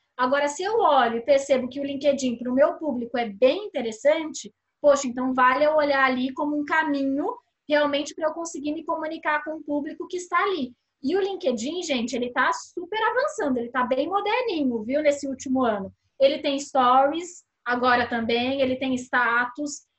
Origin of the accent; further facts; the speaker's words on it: Brazil; A gente, como brasileiro